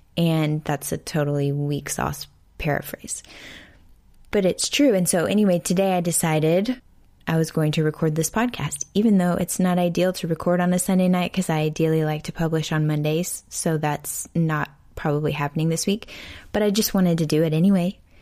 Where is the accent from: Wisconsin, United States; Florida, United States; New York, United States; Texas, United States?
Texas, United States; Houston; here in Houston, in my hometown